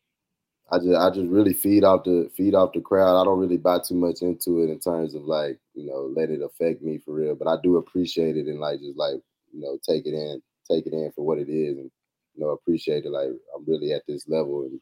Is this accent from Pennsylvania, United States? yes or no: no; Tennessee, United States; also born or lived in Georgia; I'm playing for my home state